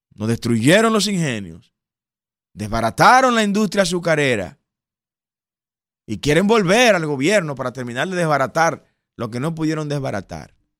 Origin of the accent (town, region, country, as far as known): Dominican Republic